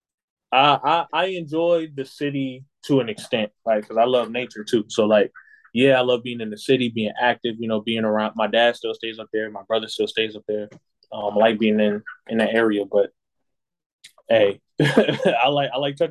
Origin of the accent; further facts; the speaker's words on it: the South, United States; also born or lived in Boston, Massachusetts; now in South Carolina, United States; I grew up in the South